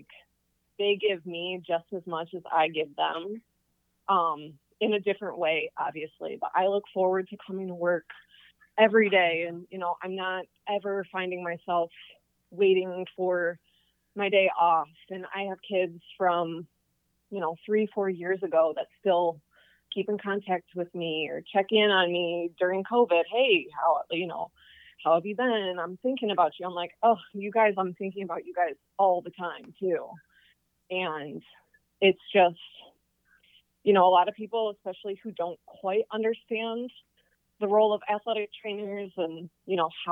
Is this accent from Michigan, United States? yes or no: yes; Michigan, United States; moved away; I am originally from Michigan.